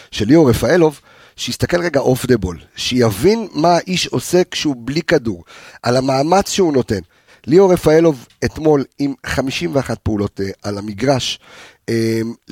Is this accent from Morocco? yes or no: yes; Morocco; also born or lived in Switzerland; now in Israel; אני מרוקאי, בסדר? אסלי, בסדר? זאת אומרת שאנחנו... בארמון של מלח היית. לא, לא, עלי, עוד פעם, עליתי לארץ ממרוקו, אוקיי? דרך שווייץ. נולדתי בשווייץ, אבל עלינו לארץ ממרוקו